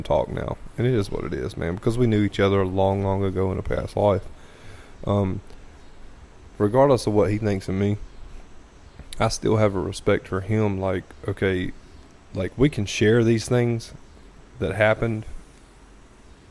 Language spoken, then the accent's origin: English; the South, United States; We are from the South